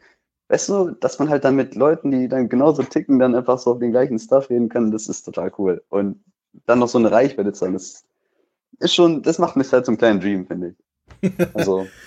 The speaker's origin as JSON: {"language": "German", "region": "North Rhine-Westphalia", "country": "Germany", "said": "Ich komme aus NRW."}